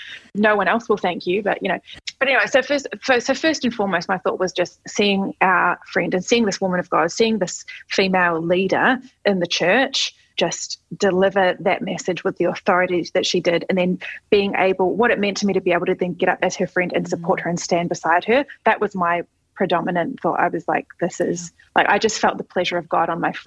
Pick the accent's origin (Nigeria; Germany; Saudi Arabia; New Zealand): New Zealand; also born or lived in Australia; now in United States; I'm from New Zealand, which is a tiny country at the bottom of the world. Then I lived in Australia.